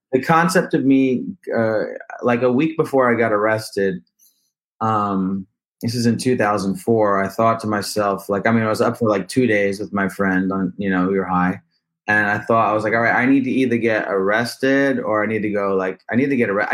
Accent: New Jersey, United States; also born or lived in Israel; now in Brooklyn, United States; I'm from New Jersey

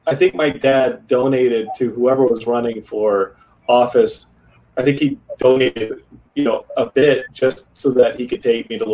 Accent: Austin, Texas, United States; one of my most important like memories as a kid growing up in Austin

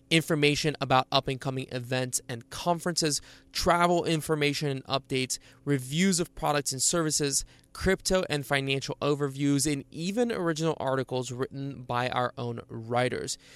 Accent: Bulgaria; born there; I was born in Bulgaria, and uh, you know, people are always surprised when I don't have an accent.

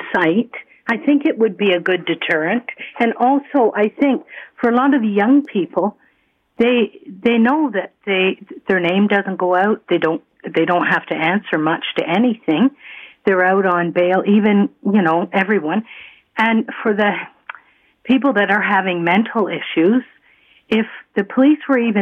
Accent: Toronto, Ontario, Canada; I grew up in Toronto

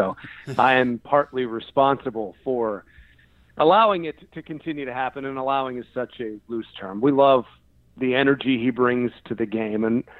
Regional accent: outside of Pittsburgh, Pennsylvania, United States; I grew up outside of Pittsburgh

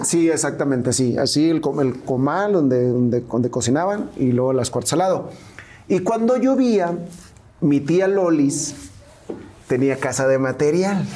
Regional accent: Angostura, Sinaloa, Mexico; moved away; Y ahí crecí, ahí, ahí nací yo.

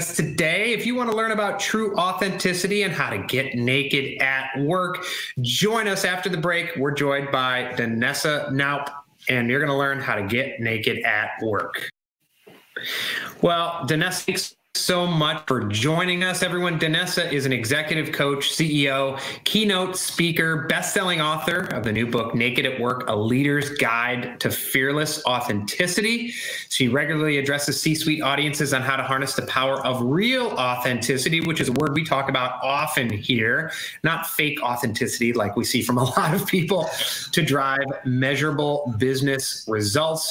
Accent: Chicago, Illinois, United States; moved away; also born or lived in Virginia; I grew up in Chicago

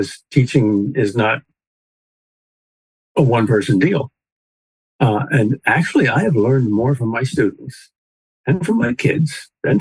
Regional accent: Paterson, New Jersey, United States; moved away; also born or lived in Wyckoff, New Jersey; I was born in Paterson

